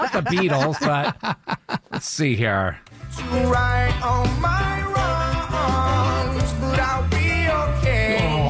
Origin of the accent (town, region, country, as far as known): Brattleboro, Vermont, United States; born or raised there; moved away as an adult; now in Atlanta, United States